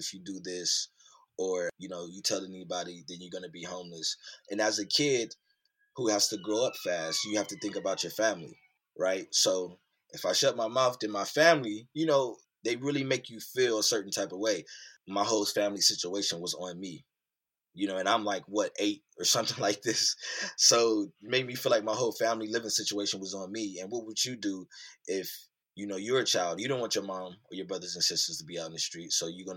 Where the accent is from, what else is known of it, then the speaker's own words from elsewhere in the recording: Youngstown, Ohio, United States; I grew up in Youngstown, Ohio, which is Northeast Ohio, USA